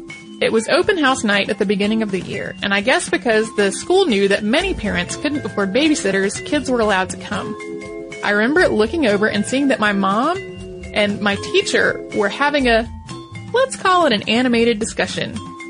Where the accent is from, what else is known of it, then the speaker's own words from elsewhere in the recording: Philadelphia, Pennsylvania, United States; also born or lived in Poland; I was born in Poland, but I was only 6 months old when my parents and I immigrated to the United States, settling in the Philadelphia area.